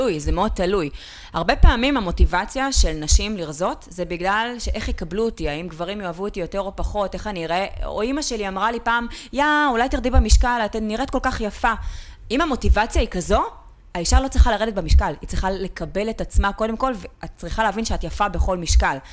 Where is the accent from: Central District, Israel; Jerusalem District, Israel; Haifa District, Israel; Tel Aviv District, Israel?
Tel Aviv District, Israel; Ramat Gan; נולדתי בפאקינג רמת עמידר ברמת גן